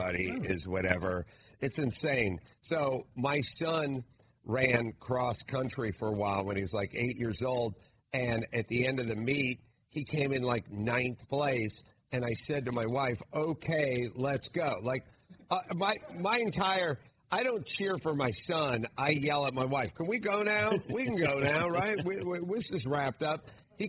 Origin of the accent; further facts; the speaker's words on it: Los Angeles, California, United States; I'm from North Hollywood.